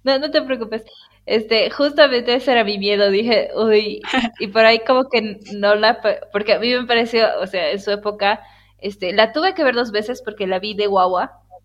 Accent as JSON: {"language": "Spanish", "country": "Bolivia", "said": "en Bolivia decimos"}